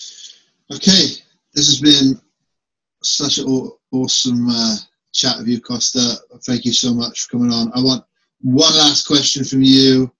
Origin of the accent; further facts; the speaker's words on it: England, United Kingdom; moved away; my home country in England